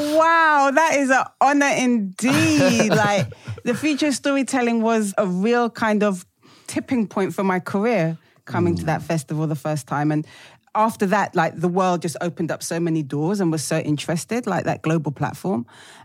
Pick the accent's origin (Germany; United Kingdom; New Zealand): United Kingdom; Even though I'm like a British black chick, the kind of global black experience, what happens in America, really resonates with us black British people.